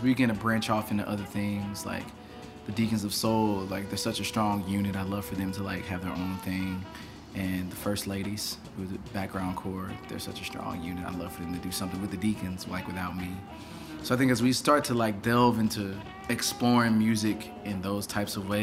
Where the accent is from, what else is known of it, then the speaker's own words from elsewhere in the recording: near East St. Louis, southern Illinois, United States; I'm actually from Illinois, on the east side, so like about 5 minutes from East St. Louis. All of my family is really from that part of southern Illinois.